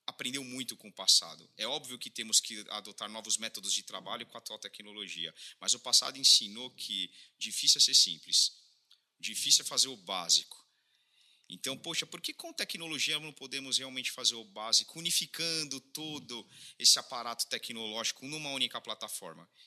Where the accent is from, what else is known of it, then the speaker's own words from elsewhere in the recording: Sorocaba, São Paulo, Brazil; Somos de Sorocaba e Sorocaba tem muita coisa a ensinar, não só para o Brasil, o mundo afora